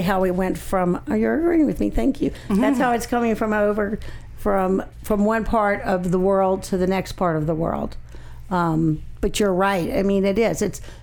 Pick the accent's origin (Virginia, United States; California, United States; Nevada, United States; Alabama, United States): Alabama, United States; I'm from Alabama.